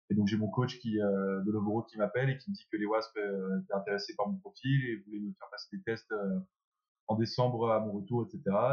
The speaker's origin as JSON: {"language": "French", "country": "France", "said": "moi à la base je cherchais à rentrer en France parce que je suis, euh, bah, je suis français, mon rêve c'est de, jouer en 2014, de jouer euh, pour la France"}